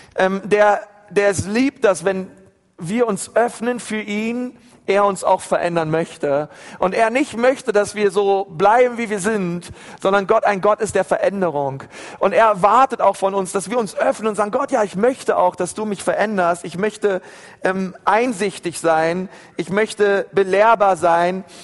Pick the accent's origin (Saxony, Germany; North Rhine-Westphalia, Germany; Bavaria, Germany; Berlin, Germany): Berlin, Germany; ich bin in, in Berlin in einer Gemeinde groß geworden